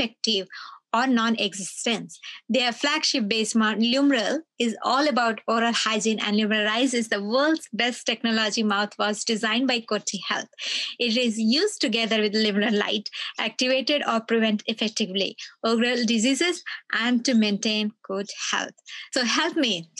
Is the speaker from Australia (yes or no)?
yes; Australia; as an Australian